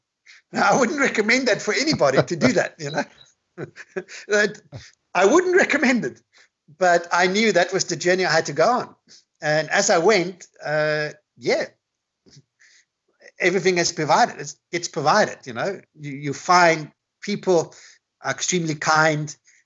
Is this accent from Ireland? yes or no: no; Australia; moved away; I grew up in Australia.